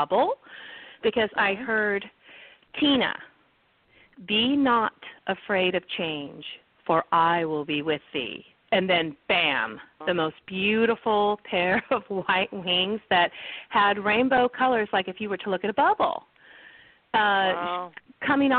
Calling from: California, United States; I'm calling from California this morning

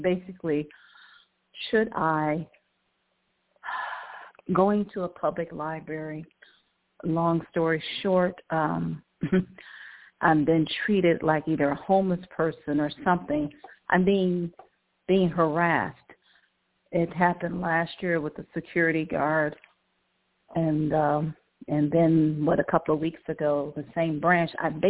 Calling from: Cleveland, Ohio, United States; Hi, Ilene. I'm calling from

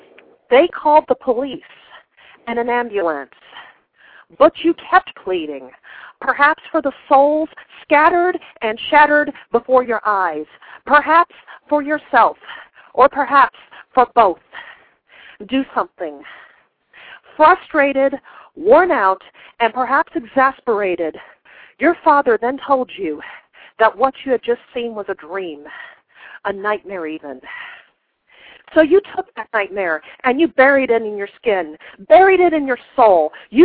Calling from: Columbus, Ohio, United States; I'm calling from Columbus, Ohio.

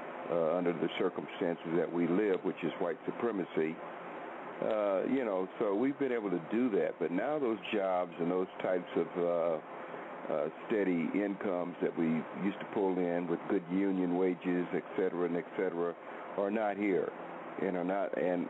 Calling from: Oklahoma, United States; I'm in Oklahoma now

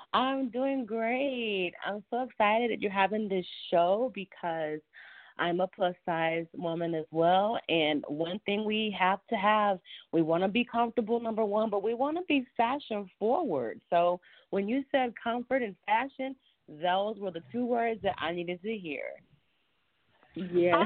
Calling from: Dallas, Texas, United States; I'm calling from Texas, Dallas

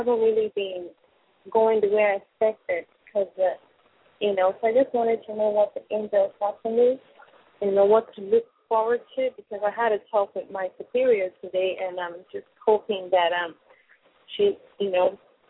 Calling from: New Jersey, United States; I'm calling from New Jersey.

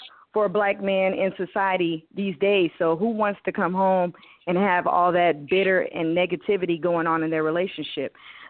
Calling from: Texas, United States; I'm calling from Texas.

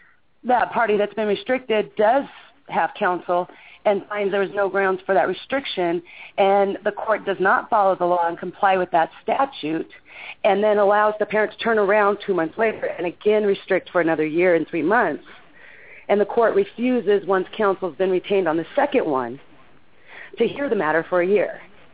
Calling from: Colorado, United States; I am from Colorado.

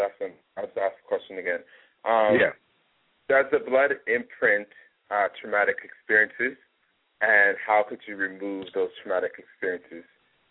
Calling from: Vancouver, British Columbia, Canada; I'm calling from Vancouver, Canada.

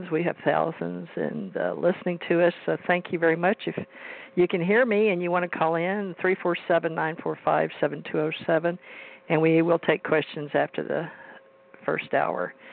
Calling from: Gulf Breeze, Florida, United States; And uh, I'm calling from Gulf Breeze, Florida

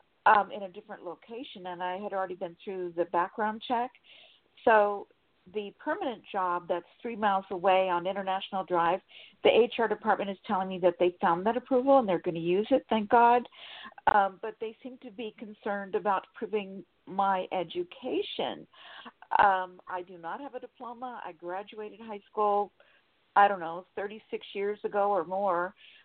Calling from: Sacramento, California, United States; Sacramento, California.

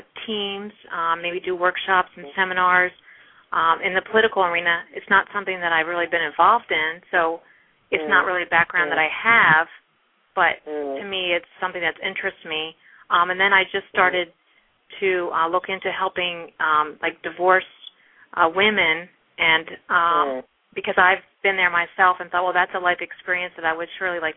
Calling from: New Jersey, United States; I'm calling from New Jersey.

